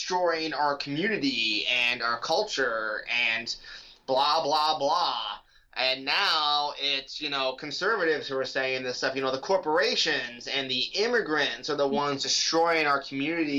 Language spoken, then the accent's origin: English; California, United States; moved away as an adult; now in Virginia, United States; I grew up in California. I went to public school in California.